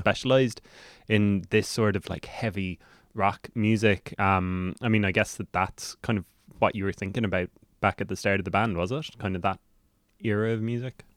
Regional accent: Cork, Munster, Ireland; now in Dublin, Ireland; I'm from Cork

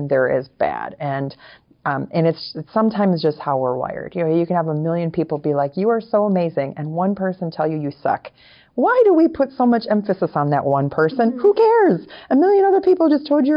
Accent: Wisconsin, United States; now in Florida, United States; We're both from Wisconsin. Originally, I'm from Wisconsin

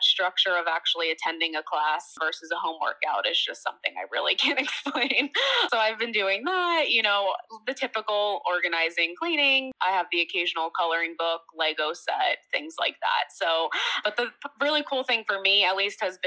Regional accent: Pennsylvania, United States; moved away as an adult; also born or lived in Orlando, Florida; now in Florida, United States; I'm originally from Pennsylvania

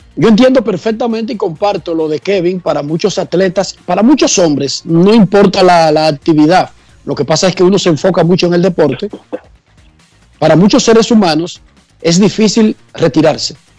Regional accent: Dominican Republic

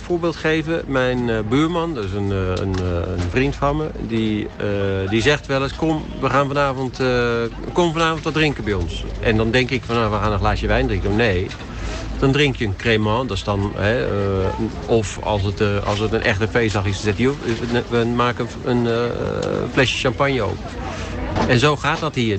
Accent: Utrecht, Netherlands; moved away as an adult; also born or lived in Hilversum; now in France; Ik ben geboren in Utrecht. En vervolgens uh, heel lang in Hilversum gewoond.

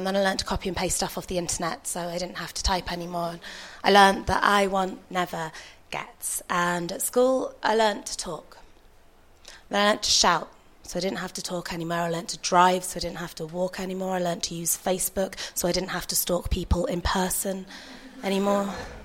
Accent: Yorkshire and the Humber, United Kingdom; I grew up in Yorkshire

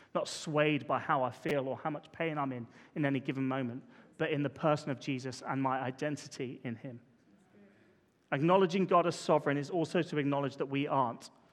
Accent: Poole, South West England, United Kingdom; we grew up in Parkstone

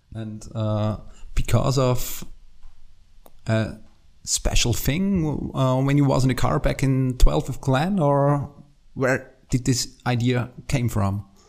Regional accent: Austria; English is a second language; I'm from Austria, as you maybe can hear.

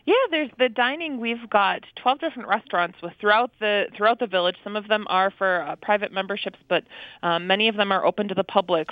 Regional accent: Wisconsin, United States; I'm born and raised in Wisconsin

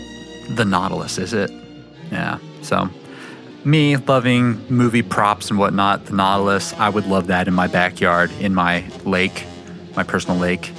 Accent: Las Vegas, Nevada, United States; growing up in Vegas

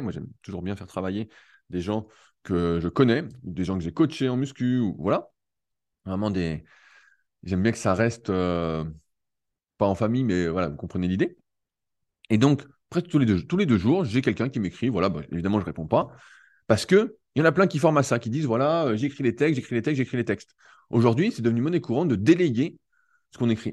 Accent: Annecy, Auvergne-Rhône-Alpes, France; je suis d'Annecy

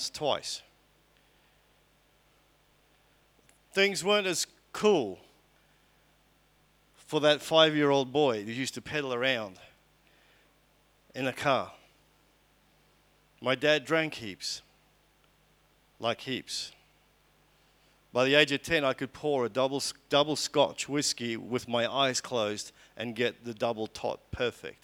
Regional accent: Port Elizabeth, Eastern Cape, South Africa; I was born in Port Elizabeth in South Africa in 1967

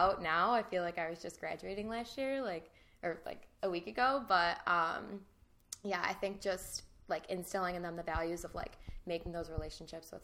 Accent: Chicago, Illinois, United States; also born or lived in Grand Rapids, Michigan; I'm from the Chicago suburbs originally, and now I work in the West Chicago suburbs

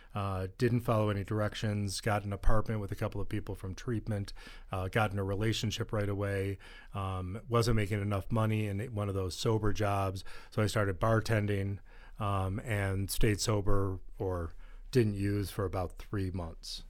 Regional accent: East Coast, United States; I grew up on the East Coast

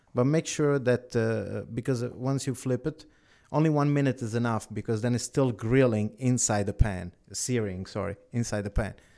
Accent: Italy; now in Canada; I was born in Italy.

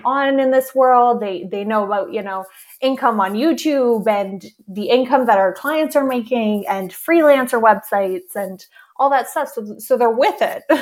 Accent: Canada; I'm Canadian

